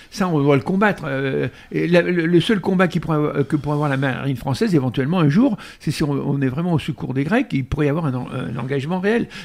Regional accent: France

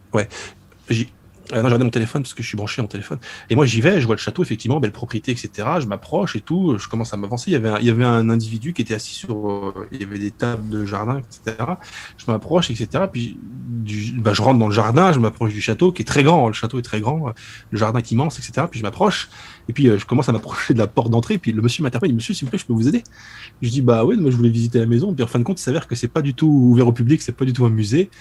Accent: Souilly, Grand Est, France; chez moi, à Souilly

